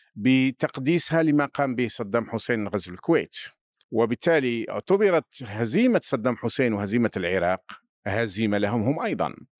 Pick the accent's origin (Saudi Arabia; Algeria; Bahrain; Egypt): Algeria; عندنا في الجزائر